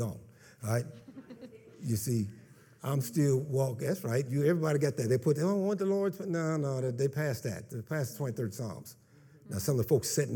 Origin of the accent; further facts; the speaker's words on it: Kansas, United States; moved away; I come from Kansas, so, you know, pastures are like from here to my house